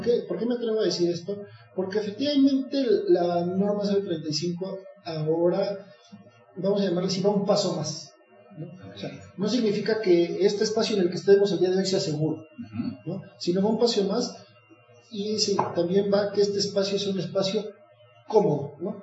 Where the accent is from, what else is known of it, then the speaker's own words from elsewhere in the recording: Mexico; como mexicanos